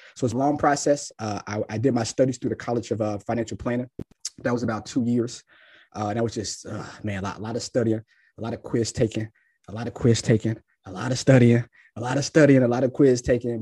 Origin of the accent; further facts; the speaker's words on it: Cincinnati, Ohio, United States; moved away as an adult; also born or lived in Tennessee; now in Jacksonville, United States; I'm born and raised in Cincinnati